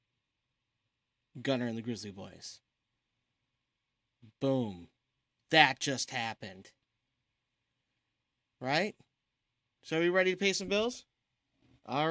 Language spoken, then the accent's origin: English; Romeo, Michigan, United States; I grew up actually in Romeo